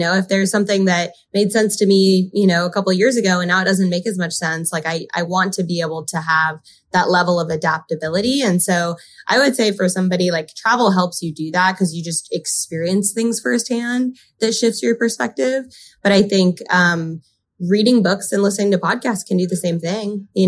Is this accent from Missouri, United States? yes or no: no; California, United States; also born or lived in Park City, Utah / Spain / Montreal / Argentina; I was born in Park City, Utah, but then predominantly grew up in California. In high school, I've done 2 foreign exchanges. Like I did a full year of high school in Spain. I did most of my college in Montreal and then 1 year in Argentina.